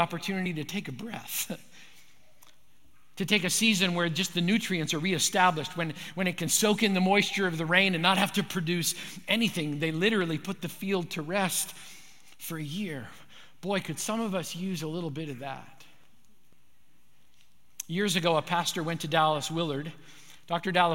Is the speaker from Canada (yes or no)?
yes; Manitoba, Canada; When I grew up in Manitoba